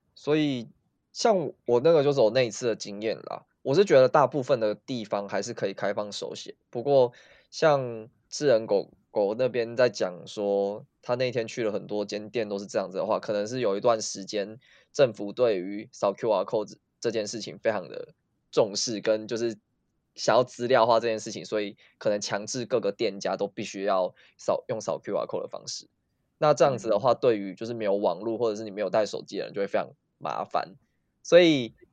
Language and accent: Chinese; Taiwan; moved away as an adult; now in South Korea; 我是台湾人